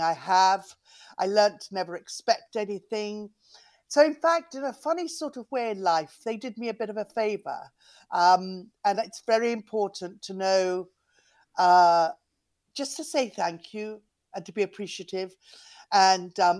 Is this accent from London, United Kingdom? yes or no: yes; London, United Kingdom; also born or lived in Cornwall; I was brought up in London and Cornwall, really. And we moved around quite a lot, but mostly London.